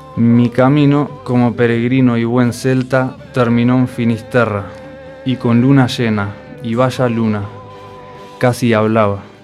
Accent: Uruguay; first language Spanish; also born or lived in Germany; now in A Coruña, Spain; Soy español, nacido en Uruguay, pero hace años llevaba viviendo en Alemania, hasta agosto de este año

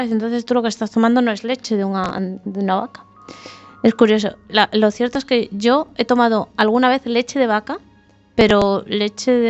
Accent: Asturias, Spain

